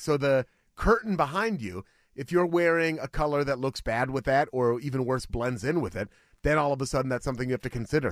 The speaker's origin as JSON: {"language": "English", "town": "Beaverton", "region": "Oregon", "country": "United States", "tie": "born or raised there", "said": "This is the city that raised me. Beaverton is the city where I was born."}